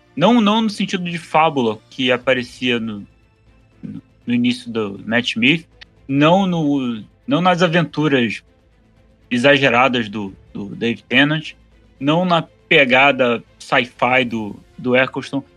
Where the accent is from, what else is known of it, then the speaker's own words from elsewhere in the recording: Rio de Janeiro, Brazil; eu sou do Rio